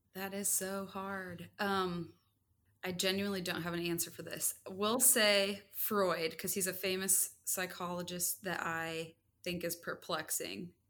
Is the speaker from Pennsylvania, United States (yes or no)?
no; Indiana, United States; moved away as an adult; also born or lived in Chicago / Texas; I grew up mostly in Indiana.